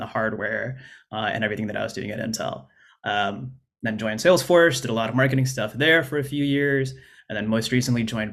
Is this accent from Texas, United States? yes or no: no; Arizona, United States; moved away as an adult; also born or lived in Oregon; I grew up in Arizona and went to college at Arizona State